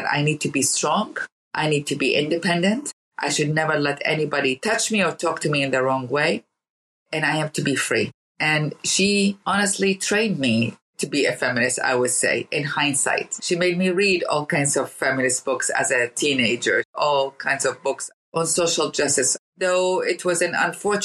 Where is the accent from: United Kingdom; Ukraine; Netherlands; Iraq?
Iraq; Baghdad, Baghdad Governorate; born or raised there; now in United States